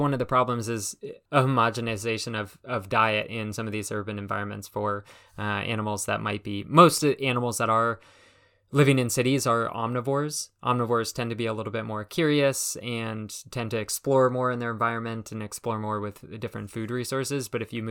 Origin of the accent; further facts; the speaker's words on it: California, United States; now in Burlington, United States; And so I grew up out in California in a suburb of LA, and it's kind of interesting.